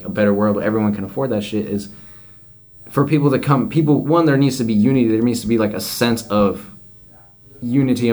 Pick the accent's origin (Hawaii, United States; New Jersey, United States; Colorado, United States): Colorado, United States; moved away; also born or lived in California; I grew up in Colorado